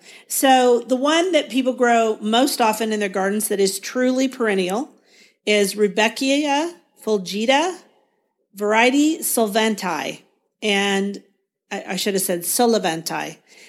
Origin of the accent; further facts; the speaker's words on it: Guthrie, Oklahoma, United States; from Guthrie, Oklahoma.